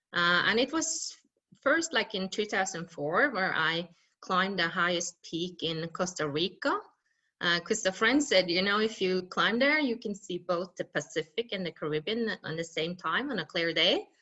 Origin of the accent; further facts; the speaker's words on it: west coast of Norway, Western Norway, Norway; I come from the west coast of Norway and I grew up in a small village called Bottenfjord